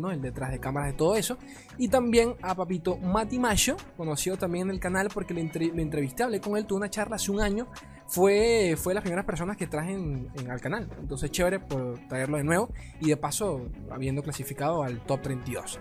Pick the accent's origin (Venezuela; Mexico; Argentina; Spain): Venezuela; acá en mi país, Venezuela